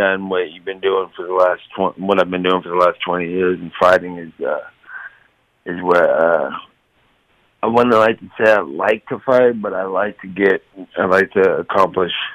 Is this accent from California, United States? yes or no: yes; Stockton, California, United States; Stockton's just where I come from. It's my hometown.